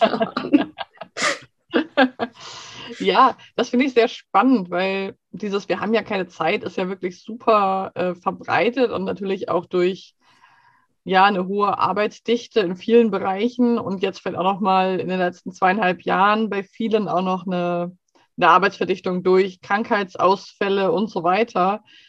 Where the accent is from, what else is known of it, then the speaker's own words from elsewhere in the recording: Germany; now in Sweden; wir als Deutsche